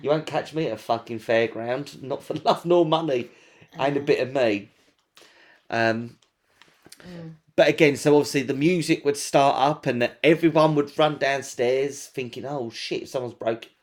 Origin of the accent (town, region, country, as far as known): England, United Kingdom